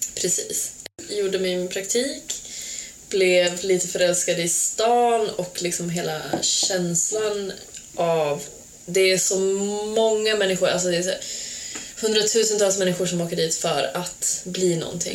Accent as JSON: {"language": "Swedish", "town": "Falun", "region": "Dalarna County", "country": "Sweden", "tie": "born or raised there", "also_born_or_lived": "Serbia", "moved": "as an adult", "lives_now": "Portugal", "said": "Jag är uppvuxen i Falun"}